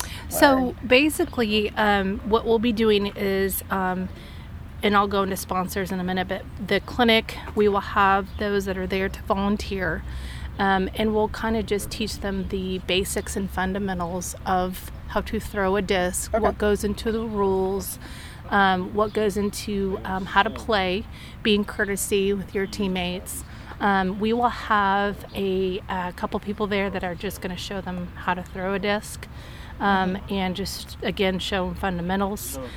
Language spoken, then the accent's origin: English; Emporia, Kansas, United States; moved away as an adult; also born or lived in Texas; I'm originally from Emporia, Kansas